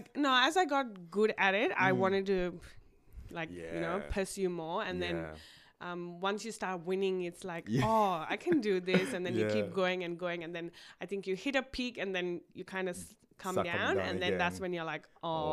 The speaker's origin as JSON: {"language": "English", "country": "India", "tie": "born or raised there", "moved": "yes", "lives_now": "Australia", "said": "So it's always been a dream for my family and me to move to Australia for a better life. Because in India, we're minorities."}